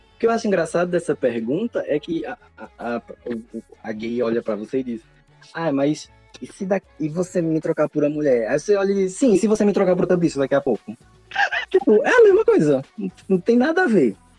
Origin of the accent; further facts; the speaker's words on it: Caruaru, Pernambuco, Brazil; now in São Paulo, Brazil; na cidade que onde, de onde eu venho